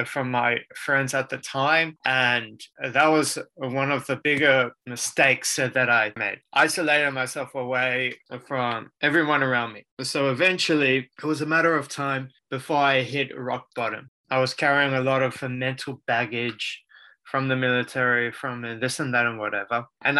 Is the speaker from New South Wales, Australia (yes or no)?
yes; Sydney, New South Wales, Australia; also born or lived in Israel; I was born in Sydney, Australia. I have been here majority of my life.